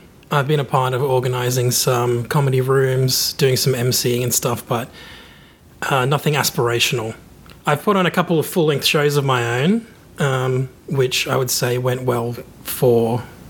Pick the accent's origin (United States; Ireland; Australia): Australia; Newcastle, New South Wales; I'm a comedian from Newcastle, Australia.